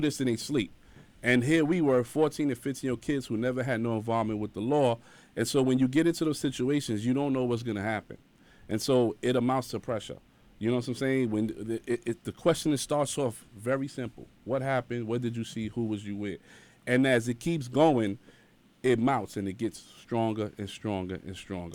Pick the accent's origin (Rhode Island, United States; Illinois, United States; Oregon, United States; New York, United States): New York, United States; New York City; also born or lived in Bronx; I was born in Harlem